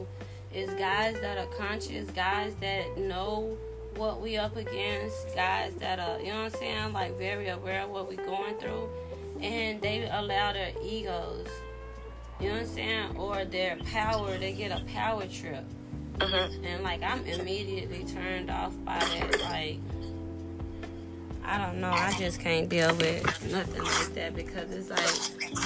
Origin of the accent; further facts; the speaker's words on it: Baton Rouge, Louisiana, United States; I'm 36 from Baton Rouge